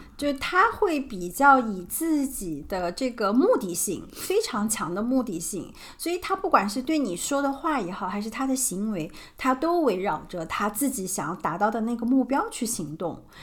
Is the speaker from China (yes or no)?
yes; China; 我们中国人